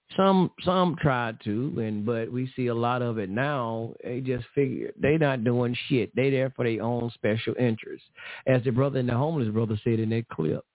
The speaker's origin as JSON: {"language": "English", "town": "Memphis", "region": "Tennessee", "country": "United States", "said": "I'm from Memphis too. I'm from Memphis too"}